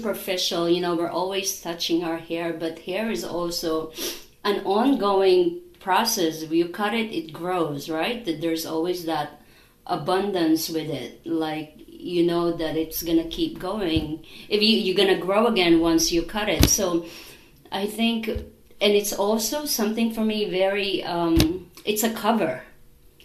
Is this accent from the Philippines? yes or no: yes; Philippines; moved away; I'm from the Philippines